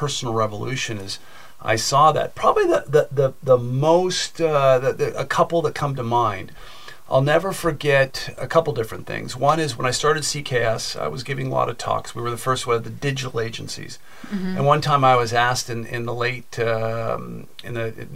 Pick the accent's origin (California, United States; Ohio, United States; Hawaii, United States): California, United States; Silicon Valley; I grew up in Silicon Valley